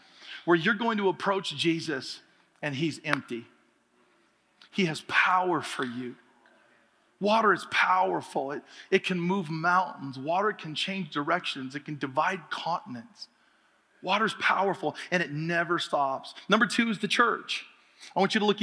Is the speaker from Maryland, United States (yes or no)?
no; Oregon, United States; I grew up in Oregon where there's lots of water